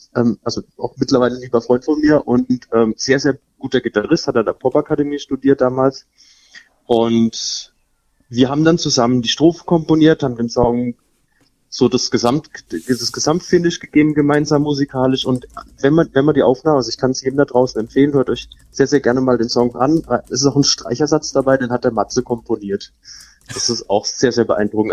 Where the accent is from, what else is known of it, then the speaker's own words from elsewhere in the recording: Elchesheim-Illingen, Baden-Württemberg, Germany; ich bin eigentlich aufgewachsen in Elchesheim-Bieling, habe dann Großteil meines Lebens verbracht